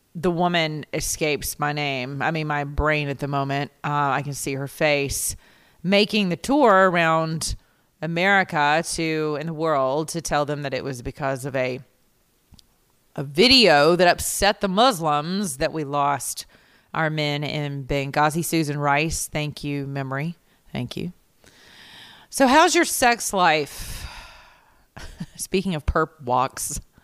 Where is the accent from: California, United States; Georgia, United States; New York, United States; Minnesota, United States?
Georgia, United States; I'm from the South, right? I'm Georgia Peach. Y'all, I live down here with Keisha, a mayor named Keisha